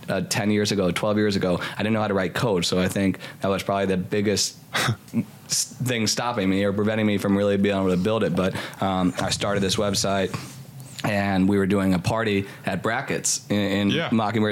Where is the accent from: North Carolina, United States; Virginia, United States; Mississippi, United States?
Virginia, United States; I grew up in Virginia on a big farm. Every summer we would work there on the farm. It's about 1,600 acres.